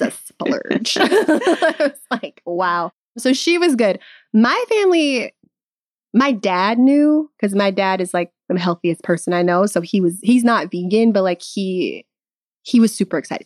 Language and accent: English; Midwest, United States; now in California, United States; I'm from the Midwest